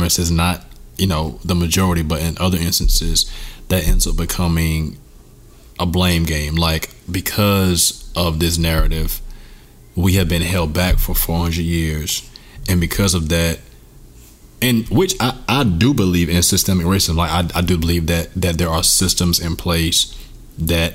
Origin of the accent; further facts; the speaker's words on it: United States; I definitely have an identity as an American